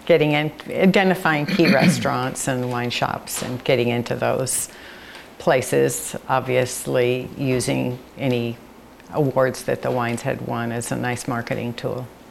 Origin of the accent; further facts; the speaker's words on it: San Francisco, California, United States; now in Monroe, Oregon, United States; I grew up in San Francisco